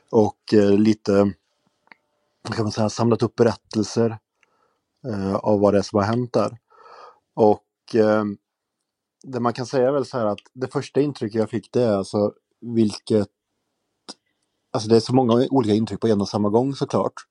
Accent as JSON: {"language": "Swedish", "country": "Sweden", "said": "jag kom från Sverige"}